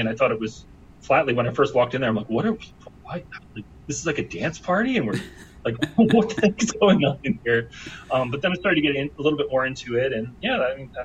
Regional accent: Philadelphia, Pennsylvania, United States; I'm from Philadelphia

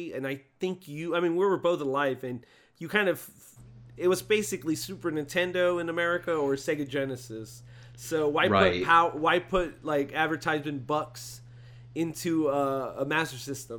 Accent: United States; Yeah, of course, we're American.

